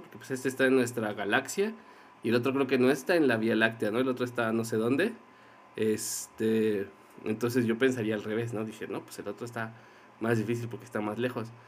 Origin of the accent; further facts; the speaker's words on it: Mexico City, Mexico; los mexicanos, más, más los que venimos de la Ciudad de México